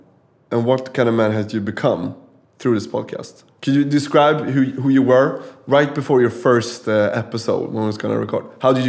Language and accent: English; Sweden; I'm from Sweden.